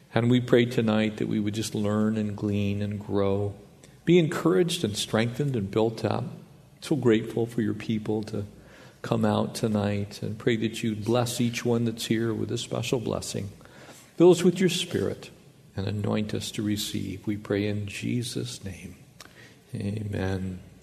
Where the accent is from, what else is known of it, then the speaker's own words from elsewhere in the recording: the South, United States; We're from the South